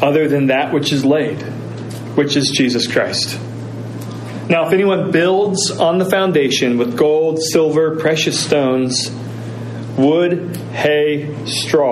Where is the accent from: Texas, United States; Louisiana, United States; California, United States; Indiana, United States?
Indiana, United States; moved away; I'm a Hoosier. I was raised in Indiana.